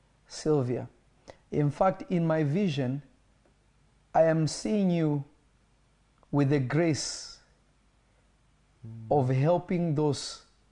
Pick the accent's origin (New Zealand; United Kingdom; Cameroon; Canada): Cameroon; I am from Cameroon, sir.